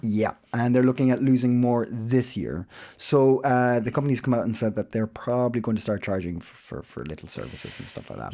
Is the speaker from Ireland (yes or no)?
yes; Ireland; now in Copenhagen, Denmark; I'm Irish